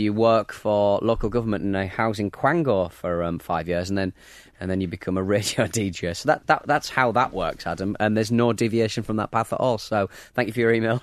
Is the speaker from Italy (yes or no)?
no; Hartlepool, North East England, United Kingdom; I'm not a Jordi, I'm actually from Hartlepool. I'm actually a monkey hanger